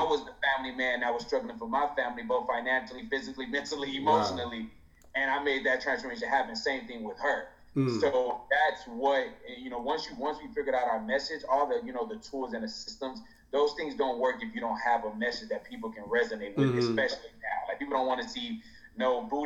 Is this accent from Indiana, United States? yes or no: yes; East Chicago, Indiana, United States